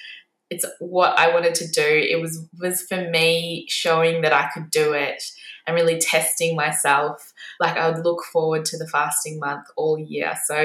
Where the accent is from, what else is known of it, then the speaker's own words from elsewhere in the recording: India; Being Indian, I grew up watching cricket.